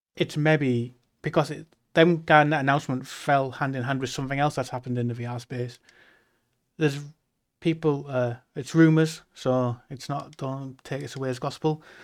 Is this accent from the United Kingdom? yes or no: yes; the north of England, United Kingdom; being English